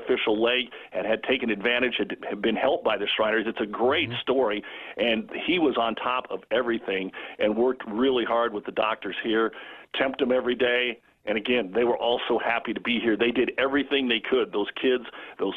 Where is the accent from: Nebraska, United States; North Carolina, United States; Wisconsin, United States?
Nebraska, United States; Ord; if I'm from Ord